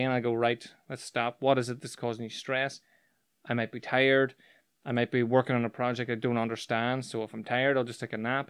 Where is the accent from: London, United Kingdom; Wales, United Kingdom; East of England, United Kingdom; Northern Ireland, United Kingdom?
Northern Ireland, United Kingdom; growing up in Northern Ireland